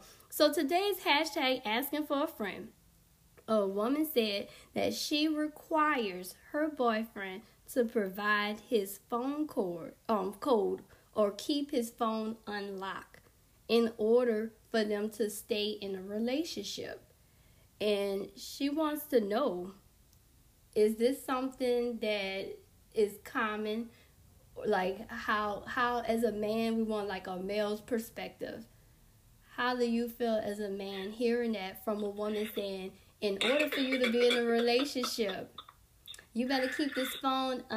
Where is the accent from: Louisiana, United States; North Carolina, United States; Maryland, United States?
Louisiana, United States; New Orleans; also born or lived in Texas; I'm from New Orleans